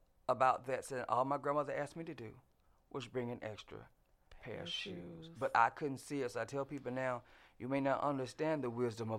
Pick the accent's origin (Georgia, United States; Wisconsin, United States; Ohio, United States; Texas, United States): Georgia, United States; Fort Valley; I came from Fort Valley